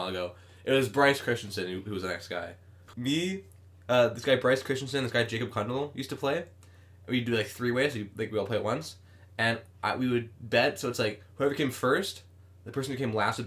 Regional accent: Manitoba, Canada; I'm from Manitoba

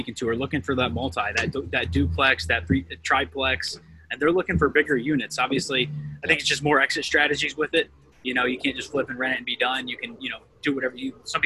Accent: Mansfield, Ohio, United States; now in Columbus, United States; I'm actually originally from Mansfield, Ohio, which is Richland County

